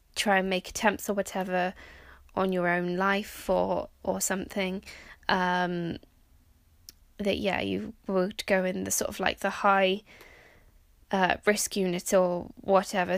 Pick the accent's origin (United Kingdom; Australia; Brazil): United Kingdom; also born or lived in Norway / Canada; I am technically British